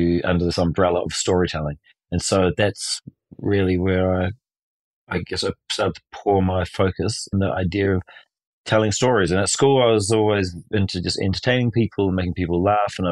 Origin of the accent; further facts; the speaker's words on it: New Zealand; I was born in New Zealand in 1975 on August the 16th.